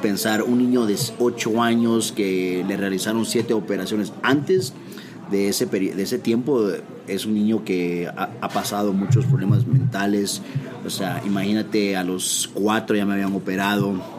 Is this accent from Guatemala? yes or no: yes; Guatemala; soy guatemalteco